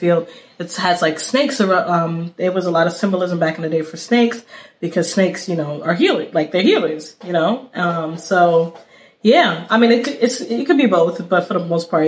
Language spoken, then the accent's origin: English; New York City, New York, United States; I'm from East New York